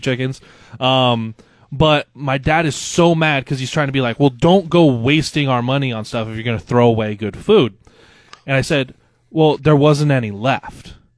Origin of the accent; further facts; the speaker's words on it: Loup City, Nebraska, United States; moved away as an adult; also born or lived in West Point, Nebraska / Dodge, Nebraska; now in Lincoln, United States; my dad got a new job, um, as a teacher out in Loop City that's in central Nebraska